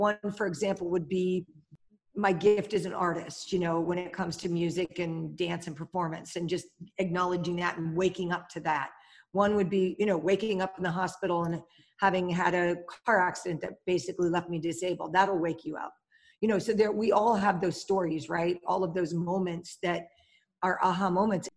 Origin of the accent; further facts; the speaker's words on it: Pennsylvania, United States; also born or lived in New York; I grew up about 20 minutes away from here, but spent my summers right where we are. And we're in Pennsylvania in the US